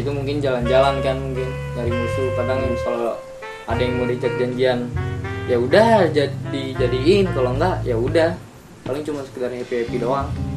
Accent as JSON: {"language": "Indonesian", "town": "Bogor", "region": "West Java", "country": "Indonesia", "also_born_or_lived": "Depok", "said": "gua dari Bogor"}